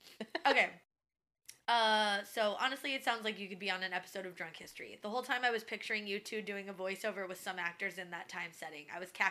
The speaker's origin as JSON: {"language": "English", "town": "Columbus", "region": "Ohio", "country": "United States", "tie": "born or raised there", "said": "an amusement park about 2.5 hours north of Columbus, Ohio, which is my hometown. Shout out to the Columbus, Ohio people."}